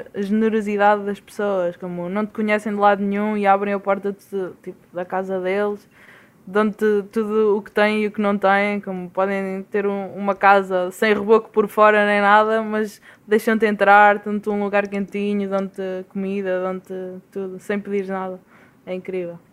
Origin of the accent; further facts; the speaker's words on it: Portugal; moved away as an adult; faz como três meses, quase quatro, que estou que saí de Portugal